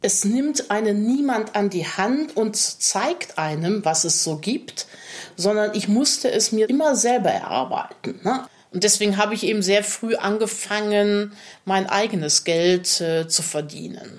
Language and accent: German; Cologne, North Rhine-Westphalia, Germany; accent: rheinischer Singsang (Rhineland/Cologne); Ich spreche kein Kölsch, aber man hört natürlich den rheinischen Singsang